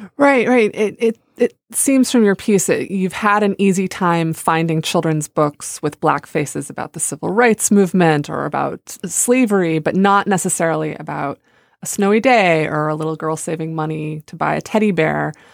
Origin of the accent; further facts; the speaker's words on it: United States; I grew up near the Canadian border